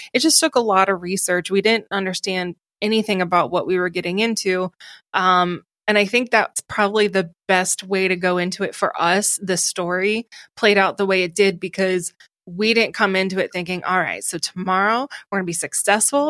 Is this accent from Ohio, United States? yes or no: yes; Ohio, United States; accent: Ohio; moved away as an adult; also born or lived in Rochester, New York; now in New York City, United States; my Ohio accent